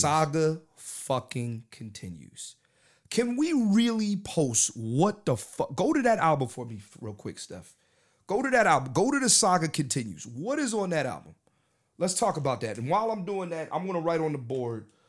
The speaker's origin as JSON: {"language": "English", "town": "Philadelphia", "region": "Pennsylvania", "country": "United States", "said": "I'm from Philadelphia"}